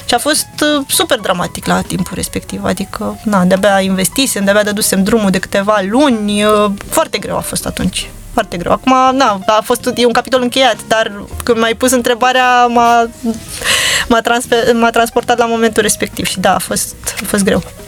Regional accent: Bucharest, Romania; m-am născut în București, pentru mine orașul ăsta este acasă.

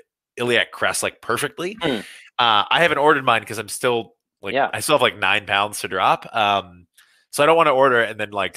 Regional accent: Bardstown, Kentucky, United States; I was born in Kentucky and I grew up in Bardstown, Kentucky

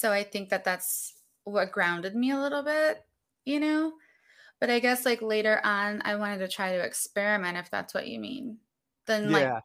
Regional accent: Berea, Ohio, United States; also born or lived in Chicago, Illinois; I actually grew up in Berea

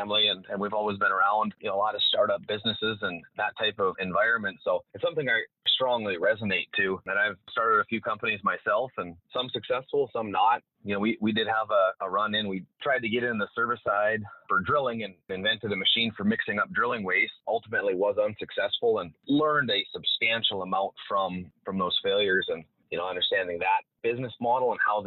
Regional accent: Bottineau, North Dakota, United States; I'm from Bottineau, North Dakota, so it's right up on the Canadian border. So I'm right now actually out on a well site, and I'm looking across the border at Canada. So I grew up here

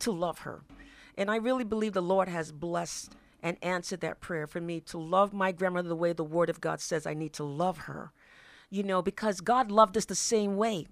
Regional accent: Boston, Massachusetts, United States; moved away as an adult; now in Washington, United States; I'm originally from Boston, Massachusetts, and it brought me here to Washington

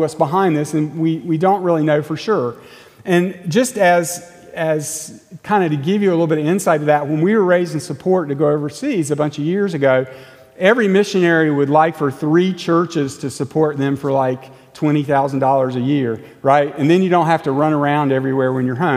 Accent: United States

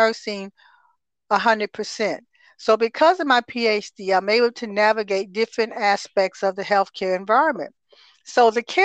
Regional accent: Toledo, Ohio, United States; moved away as an adult; also born or lived in Texas; I am originally from Toledo, Ohio, mm-hmm. and I was born and raised there.

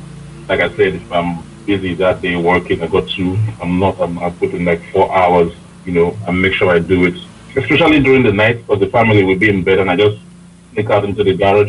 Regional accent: Nigeria; now in United Kingdom; So, when I, anyway, so after I moved from Nigeria to the UK.

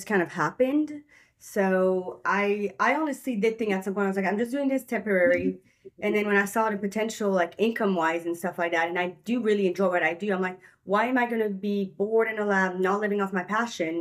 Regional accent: Belgium; moved away as an adult; now in United States; I moved here when I was 19 years

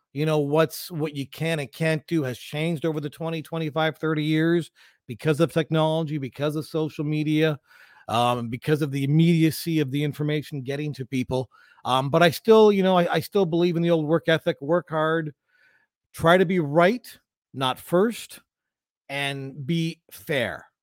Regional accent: London, Ontario, Canada; I grew up in London, Ontario

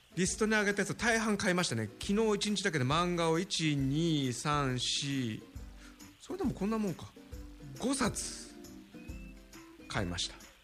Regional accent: Tokyo, Japan; 池袋、僕生まれ育ったとこですけども

